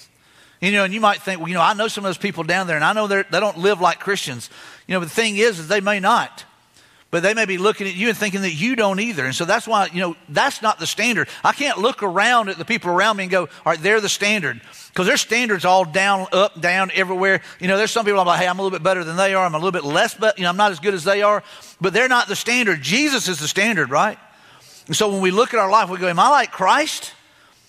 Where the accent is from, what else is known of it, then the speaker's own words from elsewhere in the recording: Mobile, Alabama, United States; I grew up in Mobile, Alabama, in a little area called 8 Mile.